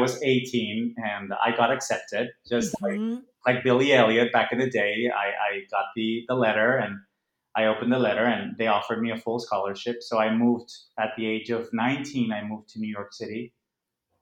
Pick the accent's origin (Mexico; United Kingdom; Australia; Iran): Mexico; Monterrey, Nuevo León; first language Spanish; English is a second language; moved away; I grew up in Monterrey, which is north of Mexico. I was born and raised there